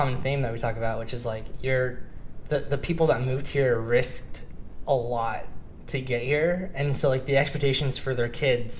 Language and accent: English; Sacramento, California, United States; born or raised there; moved away as an adult; also born or lived in Japan / Riverside